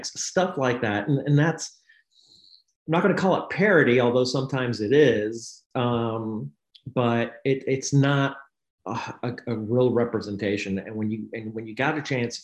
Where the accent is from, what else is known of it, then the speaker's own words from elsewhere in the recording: Knoxville, Tennessee, United States; I grew up in Knoxville, Tennessee